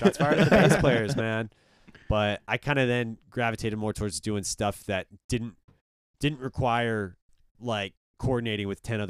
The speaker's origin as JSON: {"language": "English", "country": "Belgium", "said": "I'd be like, oh, I'm from Belgium."}